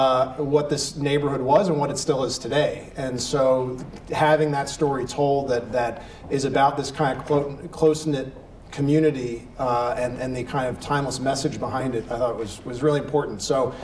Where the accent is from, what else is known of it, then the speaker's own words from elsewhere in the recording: New Jersey, United States; I grew up in New Jersey. My family was from from the Irish American section of Newark, New Jersey.